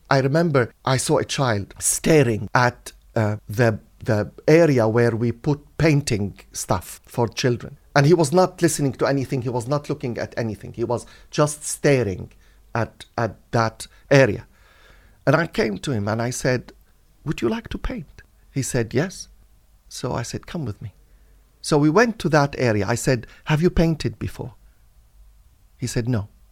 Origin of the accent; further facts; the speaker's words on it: Latakia, Latakia Governorate, Syria; also born or lived in Beirut, Lebanon; now in United Kingdom; the Presbyterian Church in my hometown in Syria, Latakia, which is a seaport on the Mediterranean Sea